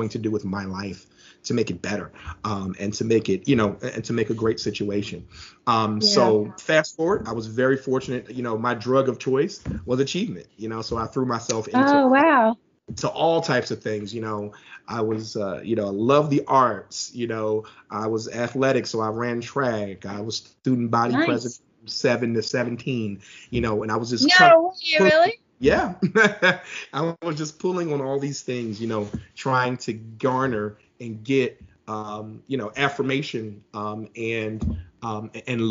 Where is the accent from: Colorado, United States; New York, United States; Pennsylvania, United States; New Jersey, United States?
Pennsylvania, United States; Philadelphia; moved away as an adult; now in Atlanta, United States; I'm actually originally from Philadelphia. I now reside in Atlanta. I've been here for about 20 years or so